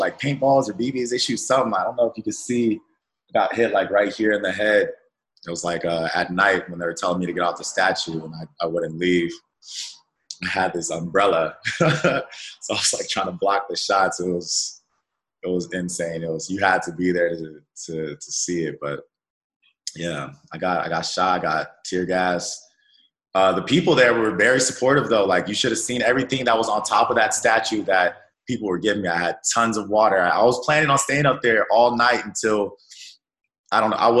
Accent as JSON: {"language": "English", "town": "Colorado Springs", "region": "Colorado", "country": "United States", "tie": "born or raised there", "also_born_or_lived": "Pomona, California", "said": "Well, I was born in California, in Pomona. I don't know the California too well, because I grew up in Colorado Springs."}